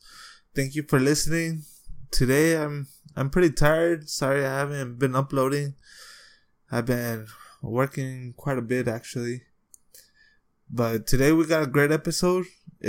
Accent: El Paso, Texas, United States; from my hometown, El Paso, Texas.

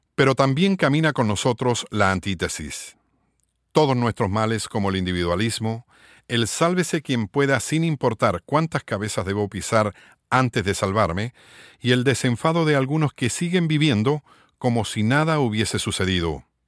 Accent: Puerto Rico; somos alrededor de 3 millones y medio de habitantes en Puerto Rico

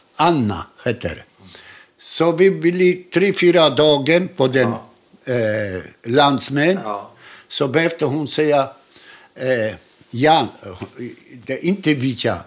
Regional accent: Krakow, Lesser Poland, Poland; Swedish is a second language; also born or lived in Łódź; now in Helsingborg, Sweden; Jag är född i Krakow

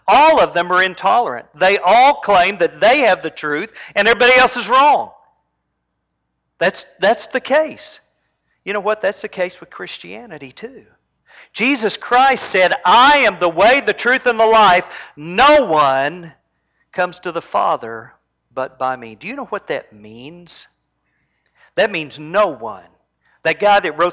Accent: Oklahoma, United States; I was raised in Oklahoma.

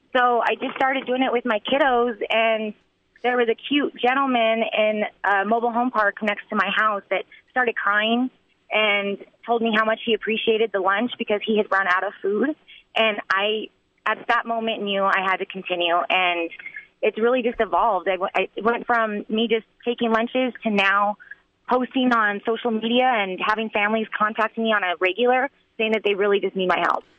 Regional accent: Albuquerque, New Mexico, United States; I'm from Albuquerque, New Mexico. I went to Saint Pius, um, Saint Mary's in elementary and middle school. So, local grown girl

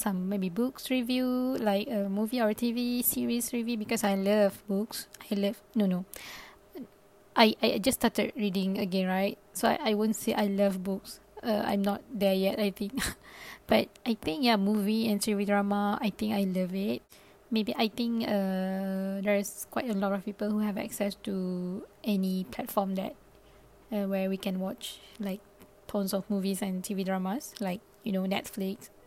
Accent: Malaysia; first language Malay; English is a second language; also born or lived in Japan; I am from Malaysia and currently based in Malaysia

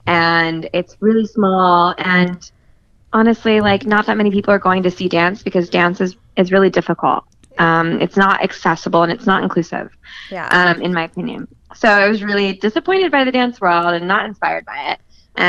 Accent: California, United States; I'm from California.

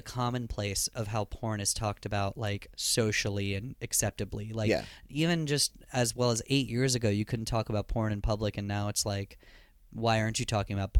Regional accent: Princeton, New Jersey, United States; moved away; also born or lived in West Coast; I'm actually from Princeton, New Jersey. it's a fantastic location between New York and Philadelphia. The not shitty area of New Jersey, the crossroads of the revolution, what it's known as in the textbooks.

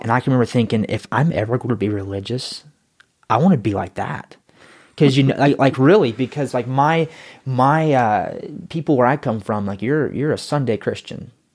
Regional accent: North Carolina, United States; moved away; I was, uh, born and raised in Yackenville, North Carolina

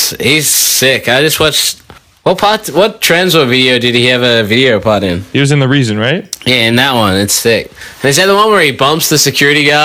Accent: Montreal, Quebec, Canada; I do. I grew up in Montreal.

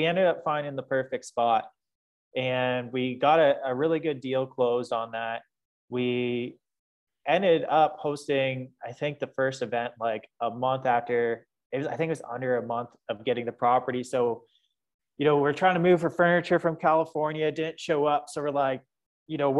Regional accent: London, Ontario, Canada; moved away as an adult; also born or lived in Costa Rica; I'm originally from London, Ontario. So shout out to my friends back home in London.

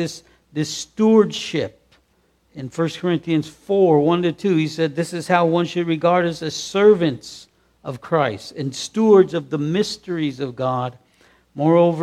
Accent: United States; accent: American; we're American. It's obvious we're American the way we speak

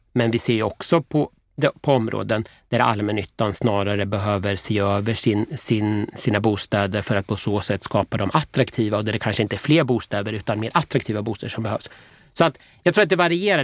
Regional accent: Motala, Östergötland, Sweden; now in Linköping, Sweden; jag kommer från Motala från början

